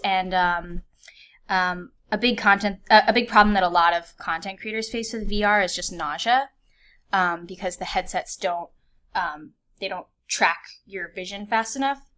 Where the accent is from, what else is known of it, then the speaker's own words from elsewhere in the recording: Vienna, Virginia, United States; also born or lived in Fairfax, Virginia; I grew up in Vienna, Virginia, which is a suburb outside of DC